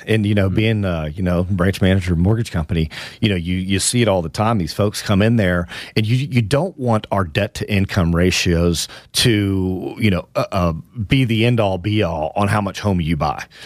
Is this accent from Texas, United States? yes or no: yes; Houston, Texas, United States; now in Austin, United States; That's my hometown, my beloved Houston, Texas